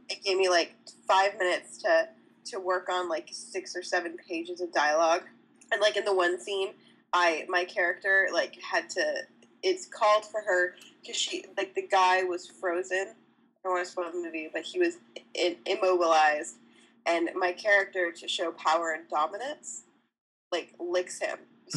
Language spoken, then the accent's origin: English; Canada; moved away as an adult; also born or lived in Ohio; I'm Canadian, so it's not college, it's university